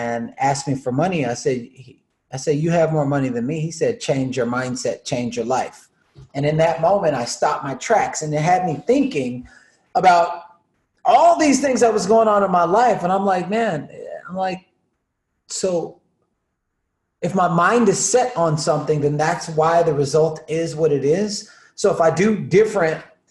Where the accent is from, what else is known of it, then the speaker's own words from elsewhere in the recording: the South, United States; Growing up in the South, eating just Salisbury steak and all the stuff that they were feeding at schools to the kids